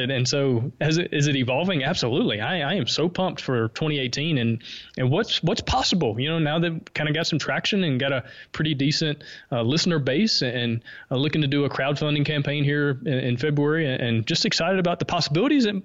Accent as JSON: {"language": "English", "region": "the South", "country": "United States", "accent": "Southern", "said": "I think my Southern accent helps me stick out just a little bit."}